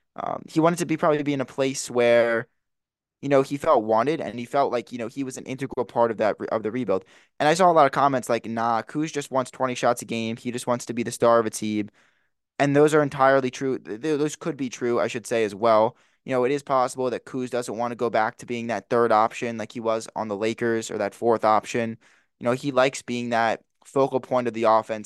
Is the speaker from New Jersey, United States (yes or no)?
yes; New Jersey, United States; I'm from New Jersey, I'm not from that, the D M V area